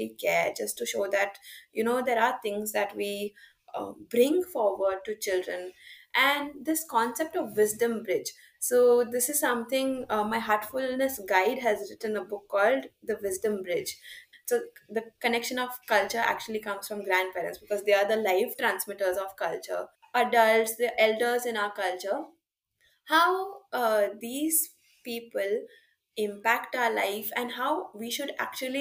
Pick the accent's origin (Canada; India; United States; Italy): India